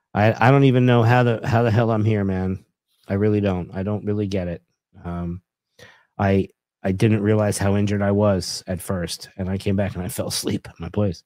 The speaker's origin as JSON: {"language": "English", "region": "New York", "country": "United States", "said": "There was a time when I came from Long Island and I worked at a Target."}